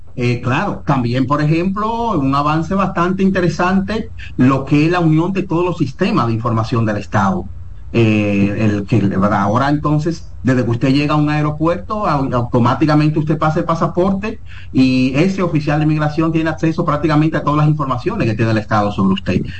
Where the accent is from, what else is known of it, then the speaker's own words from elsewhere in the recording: Dominican Republic; nosotros los dominicanos